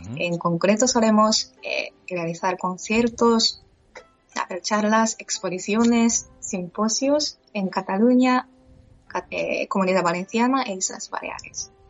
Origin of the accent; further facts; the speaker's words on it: Japan; Spanish is a second language; moved away as an adult; also born or lived in Madrid, Spain; now in Barcelona, Spain; regresar a Japón